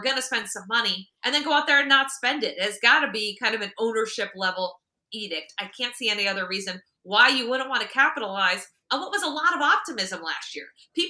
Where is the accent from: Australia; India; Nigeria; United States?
United States; New England; I am from New England.